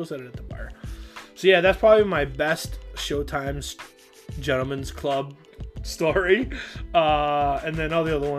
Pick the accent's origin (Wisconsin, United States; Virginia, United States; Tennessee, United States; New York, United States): Wisconsin, United States; I'm from in the middle of the country in Wisconsin